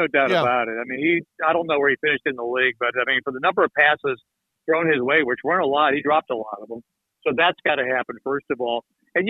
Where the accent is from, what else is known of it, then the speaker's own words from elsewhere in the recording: Cleveland, Ohio, United States; I grew up in Cleveland, watching the Browns more than most people do.